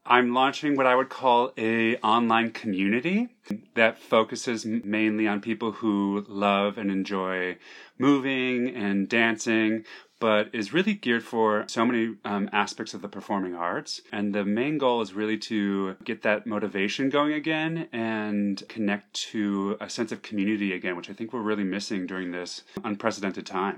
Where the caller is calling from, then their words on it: New York, United States; I'm calling from Manhattan, from New York, New York.